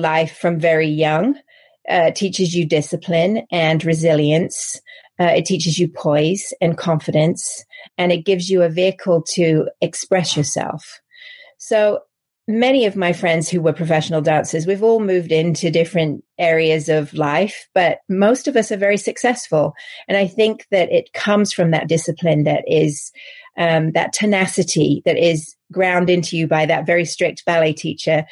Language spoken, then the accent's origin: English; England, United Kingdom; accent: English; moved away as an adult; also born or lived in Paris; now in United States; As you can probably tell from my accent, I'm English. So my career started in England and in Paris